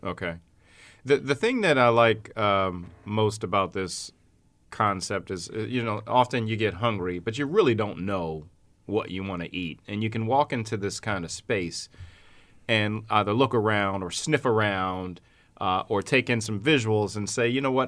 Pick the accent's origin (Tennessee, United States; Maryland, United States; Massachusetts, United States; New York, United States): Maryland, United States; Baltimore; now in Syracuse, United States; my hometown of Baltimore